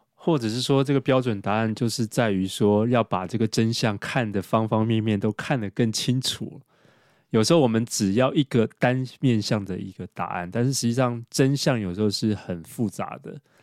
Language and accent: Chinese; Taiwan; 我们台湾